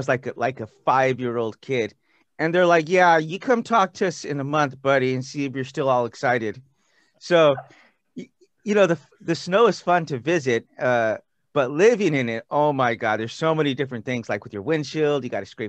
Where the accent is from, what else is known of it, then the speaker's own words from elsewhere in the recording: California, United States; moved away as an adult; also born or lived in Missouri; I'm from California, but I went to school there in Missouri